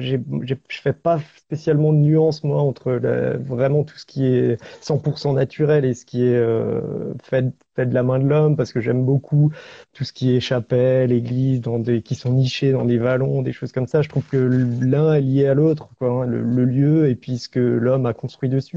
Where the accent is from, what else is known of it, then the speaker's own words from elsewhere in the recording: Alsace, Grand Est, France; je suis alsacien, euh, j'habite au pied des Vosges